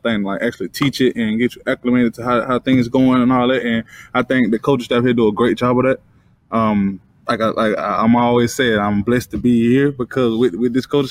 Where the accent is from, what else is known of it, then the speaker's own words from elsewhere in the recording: Alabama, United States; moved away as an adult; now in Detroit, United States; I'm from Alabama